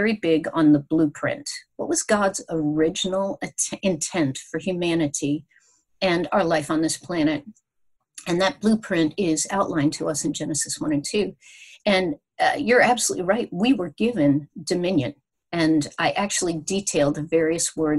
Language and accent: English; United States; we as American Christians